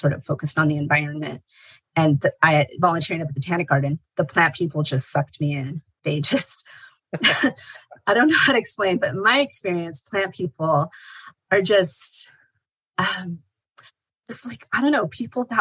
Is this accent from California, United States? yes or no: yes; Los Angeles County, Southern California, United States; I was born and raised in Southern California. I grew up in Los Angeles County